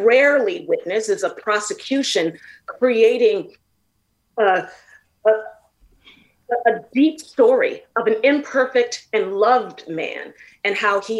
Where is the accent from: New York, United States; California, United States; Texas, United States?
California, United States; San Francisco; I grew up in San Francisco